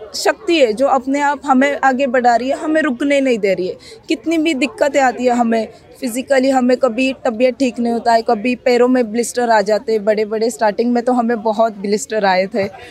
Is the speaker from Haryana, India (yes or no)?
no; Nashik district, Maharashtra, India; मैं महाराष्ट्र से हूँ नासिक ज़िले से